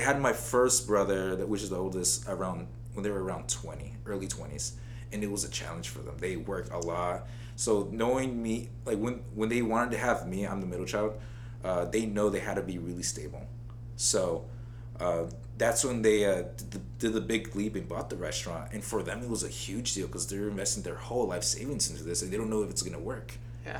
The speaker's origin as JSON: {"language": "English", "town": "Oxnard", "region": "California", "country": "United States", "tie": "born or raised there", "also_born_or_lived": "Santa Barbara, California", "said": "moved to Oxnard when I was around seven years old"}